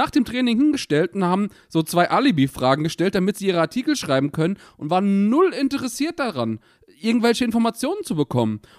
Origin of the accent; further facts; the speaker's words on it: Mainz, Rhineland-Palatinate, Germany; Ich will endlich mal in dieses scheiß Stadion. Als Mainzer, es regt mich komplett auf.